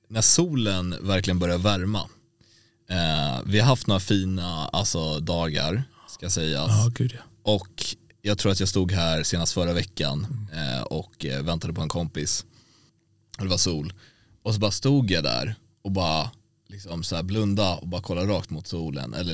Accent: Dalarna County, Sweden; Jag är själv ifrån Dalarna.

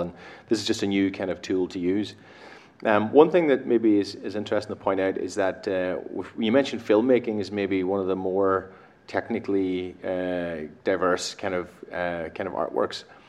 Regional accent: Ireland; I'm from Ireland myself.

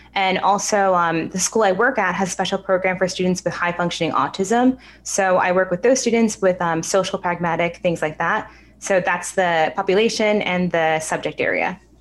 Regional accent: New York, United States; I'm actually born and raised in New York, so I've never been anywhere else. But my family lives out in the suburbs

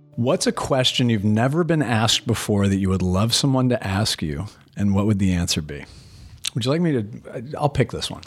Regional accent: Portland, United States; I'm from Portland.

